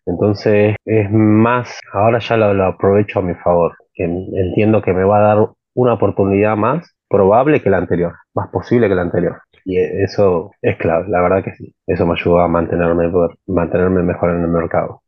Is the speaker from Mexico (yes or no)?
no; Argentina; en mi país, poner en Argentina acá